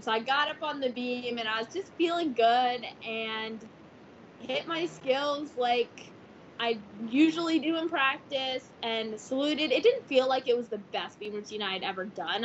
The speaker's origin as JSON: {"language": "English", "town": "Ann Arbor", "region": "Michigan", "country": "United States", "moved": "yes", "said": "I'm from Ann Arbor"}